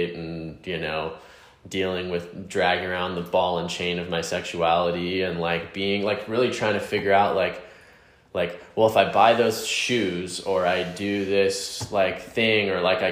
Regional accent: the South, United States; I grew up in the South, like, you know, like playing football and eating

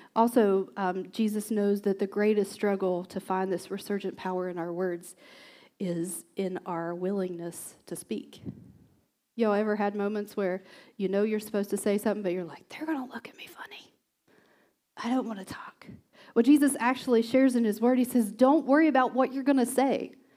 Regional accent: West Virginia, United States; moved away; I'm from West Virginia

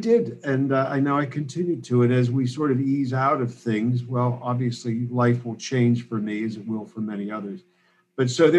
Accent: Pittsburgh, Pennsylvania, United States; moved away as an adult; also born or lived in Chicago; now in Berkeley, United States; I'm Pittsburgh born and raised, and very, very close to where Brother J.D. was born and raised in Penn Hills

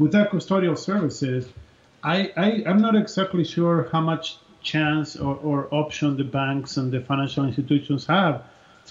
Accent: Argentina; I grew up in Argentina

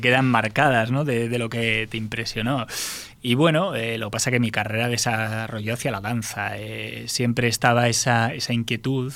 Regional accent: Basque Country, Spain; como buen, buen vasco

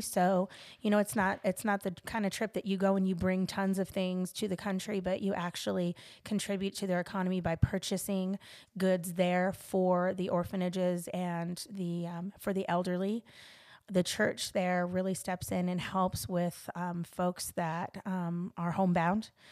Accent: Los Angeles, California, United States; I'm from Los Angeles, California.

